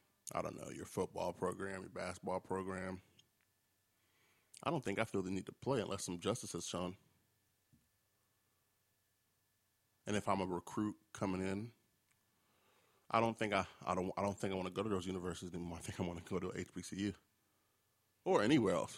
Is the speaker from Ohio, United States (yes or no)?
no; New York, United States; I'm from New York. We do Kennedy fried chicken